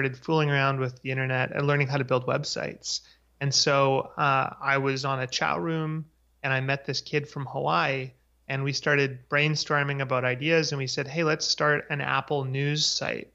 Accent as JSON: {"language": "English", "town": "Vancouver", "region": "British Columbia", "country": "Canada", "tie": "born or raised there", "also_born_or_lived": "Victoria, Canada", "said": "I grew up in Vancouver, Canada"}